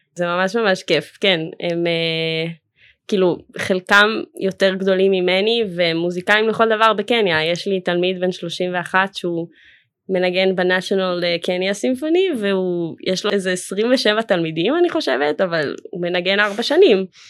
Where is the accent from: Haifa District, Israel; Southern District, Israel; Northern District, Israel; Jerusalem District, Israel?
Jerusalem District, Israel; Jerusalem; also born or lived in Philadelphia, United States; ממשפחה חבדית מירושלים, וגדלתי בתוך הקהילה החבדית